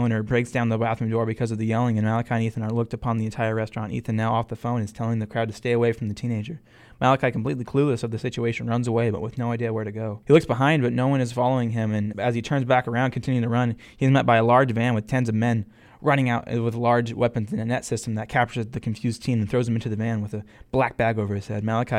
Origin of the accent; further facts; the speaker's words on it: St. Paul, Oregon, United States; also born or lived in Eugene, Oregon; San Pablo is actually Spanish for my hometown, St. Paul, and I'm from a very small farm town in Oregon, about an hour and a half away from Eugene